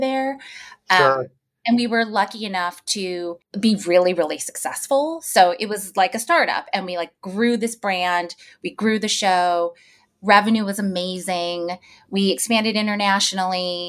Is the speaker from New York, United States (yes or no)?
yes; New York, United States; as a New Yorker